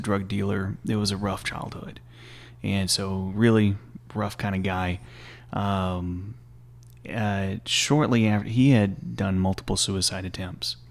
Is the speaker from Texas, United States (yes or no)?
yes; Stephenville, Texas, United States; I'm from originally from Stephen Mill, Texas, and, uh, born and raised there